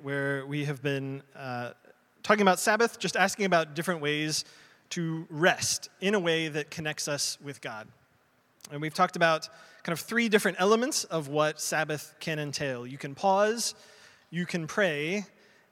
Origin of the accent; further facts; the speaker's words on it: United States; I'm American.